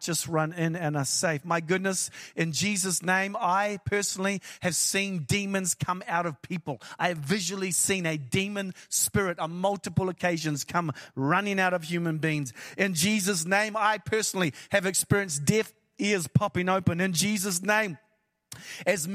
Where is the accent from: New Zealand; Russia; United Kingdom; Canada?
New Zealand; I am from New Zealand, which is the ends of the earth